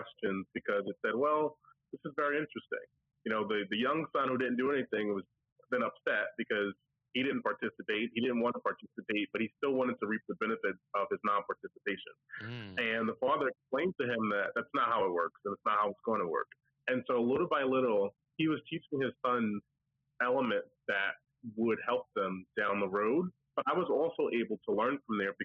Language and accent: English; New York, United States; now in New Jersey, United States; I'm from New York. I live in New Jersey now